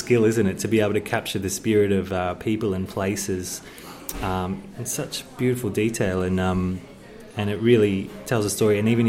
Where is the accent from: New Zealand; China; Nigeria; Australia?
Australia; Moe, Victoria; in my hometown, actually, of Moe